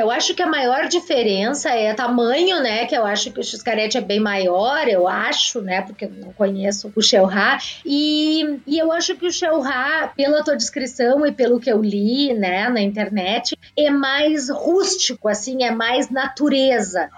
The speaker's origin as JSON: {"language": "Portuguese", "town": "Jaguarão", "region": "Rio Grande do Sul", "country": "Brazil", "tie": "born or raised there", "also_born_or_lived": "Porto Alegre", "said": "Jaguarão, que é a minha cidade natal"}